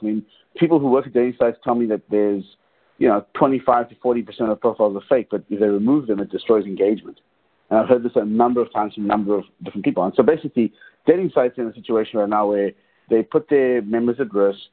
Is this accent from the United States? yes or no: no; South Africa; I grew up in South Africa during apartheid.